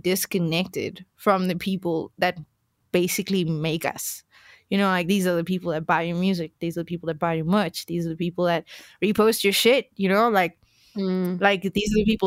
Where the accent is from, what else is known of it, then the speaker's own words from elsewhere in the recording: Cape Town, Western Cape, South Africa; I come from Alsace River, right? And that's in Cape Town. And all the places, like, I went to Alsace River High